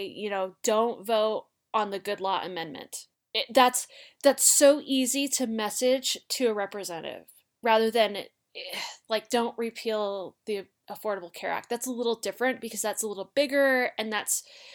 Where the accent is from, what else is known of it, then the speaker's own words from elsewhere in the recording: Utah, United States; I'm from Utah and I've lived here my whole life